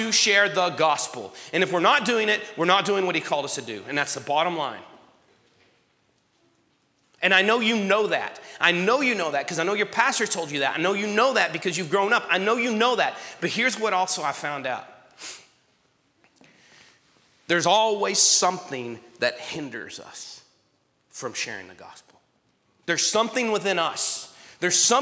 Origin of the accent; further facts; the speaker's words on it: Strawn, Texas, United States; I grew up in Strawn